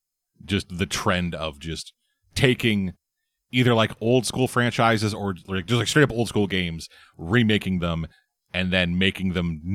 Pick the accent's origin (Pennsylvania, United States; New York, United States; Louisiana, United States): New York, United States; New York City; I'm from New York, but I can't afford those things, so I live under the Brooklyn Bridge.